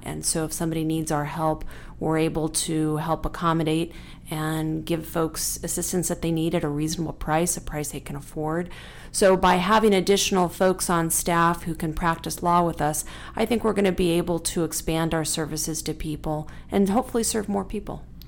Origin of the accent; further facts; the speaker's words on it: Tucson, Arizona, United States; I'm a third generation Tucson, and I, I, I love my hometown